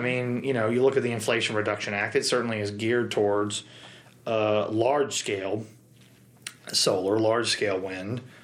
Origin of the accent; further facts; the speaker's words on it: Marshfield, Missouri, United States; my hometown of Marshfield